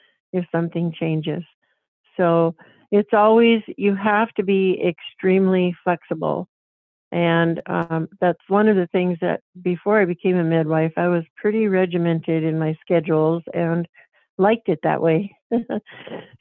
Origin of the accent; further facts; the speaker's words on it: North Dakota, United States; this is my home state. I was raised on a farm just 8 miles from where I live right now